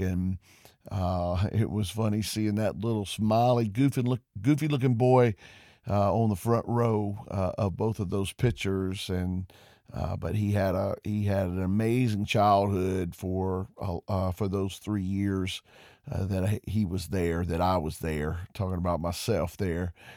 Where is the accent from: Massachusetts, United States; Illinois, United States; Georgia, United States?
Georgia, United States; Covington; also born or lived in Porterdale, Georgia; I grew up in Covington, Georgia, and I attended Newton County Schools.